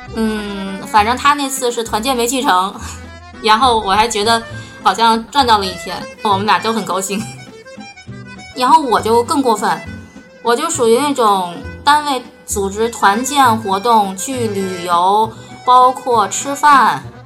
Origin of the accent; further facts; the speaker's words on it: Beijing, China; 我今年四十岁，我来自北京，我现在是一个公司的职员